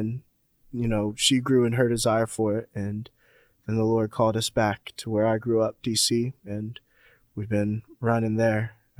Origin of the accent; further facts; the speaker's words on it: Northern Virginia, United States; I grew up mostly right outside of D.C. in Northern Virginia. It was just me and my mom. Growing up, my mom loved the Lord, and she wanted me to love the Lord. And so we were in church.